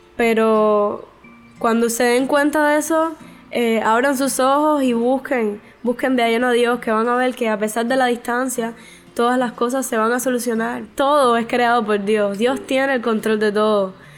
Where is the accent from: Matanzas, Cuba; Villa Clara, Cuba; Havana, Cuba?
Villa Clara, Cuba; Santa Clara; soy de Santa Clara, de la Iglesia de la Vigilia de los Pinos Nuevos.